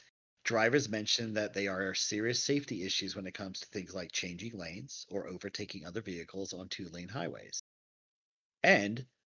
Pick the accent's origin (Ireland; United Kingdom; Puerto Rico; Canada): United Kingdom; England; now in United States; I grew up in England